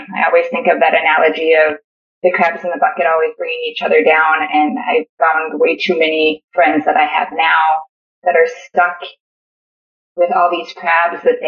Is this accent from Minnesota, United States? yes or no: yes; Moorhead, Minnesota, United States; also born or lived in Bogota, Colombia / Mount Pleasant, Iowa / West Fargo, North Dakota; I grew up in a town by Fargo. It's called Moorhead.